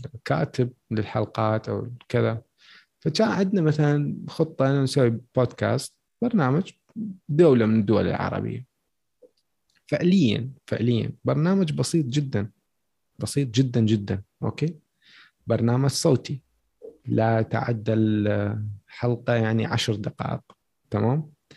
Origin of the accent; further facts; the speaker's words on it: Iraq; عندنا بالعراق